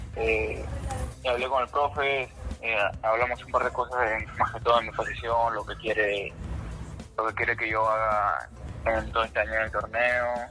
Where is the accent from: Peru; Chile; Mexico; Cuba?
Peru; Pisco, Ica; moved away; Pisco lo más, lo más lindo es la tierra que me a nacer